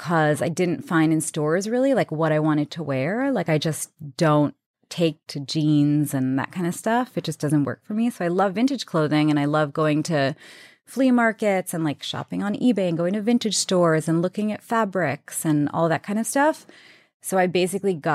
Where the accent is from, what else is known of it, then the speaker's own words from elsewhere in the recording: New York City, New York, United States; I grew up in Queens, New York